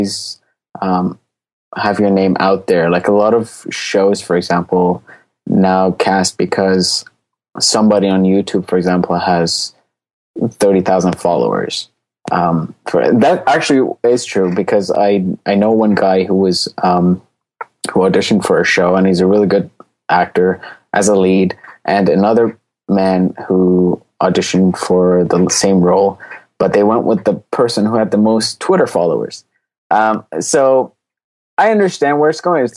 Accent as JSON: {"language": "English", "town": "Newmarket", "region": "Ontario", "country": "Canada", "tie": "born or raised there", "said": "I'm from Newmarket."}